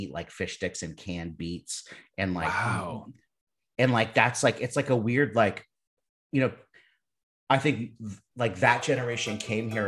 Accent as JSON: {"language": "English", "town": "Los Angeles", "region": "California", "country": "United States", "moved": "as an adult", "lives_now": "Brooklyn, United States", "said": "I'm originally from Los Angeles"}